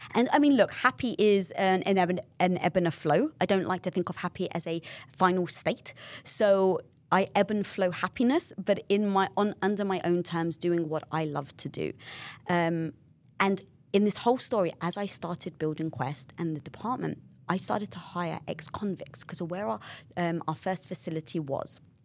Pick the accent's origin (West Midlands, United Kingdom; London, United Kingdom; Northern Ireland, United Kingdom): London, United Kingdom; moved away; I come from North London, being British